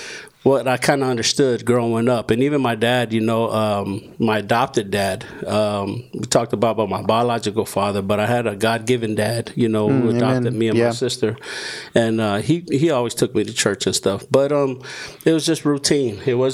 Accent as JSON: {"language": "English", "region": "California", "country": "United States", "tie": "born or raised there", "also_born_or_lived": "Hawaii / American Samoa", "said": "born and raised in Southern California, half of my life to my teenage year, and then the other half, I grew up in Hawaii, 17 years. And before I went to Hawaii, I was in American Samoa for 2 years."}